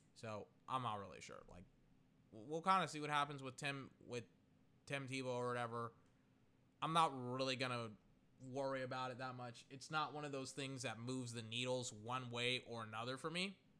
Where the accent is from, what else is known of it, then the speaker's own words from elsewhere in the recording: Central Texas, United States; I am from Central Texas